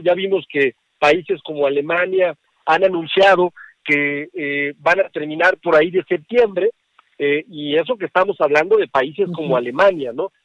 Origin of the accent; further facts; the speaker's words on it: Aguascalientes, Mexico; mi tierra, en Aguascalientes